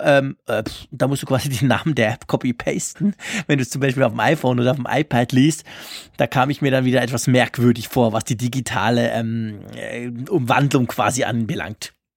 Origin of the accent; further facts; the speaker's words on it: Switzerland; bei uns in der Schweiz